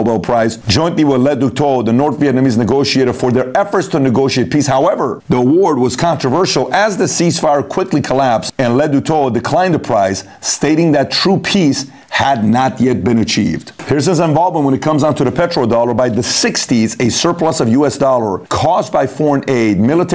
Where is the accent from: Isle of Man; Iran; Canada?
Iran; I'm from Iran.